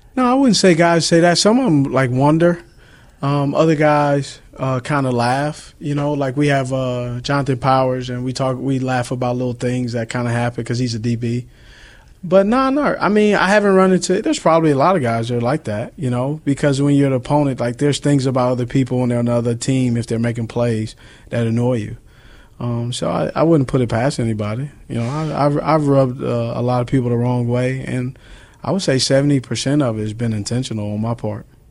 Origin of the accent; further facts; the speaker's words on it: Los Angeles, California, United States; moved away; I grew up in Los Angeles.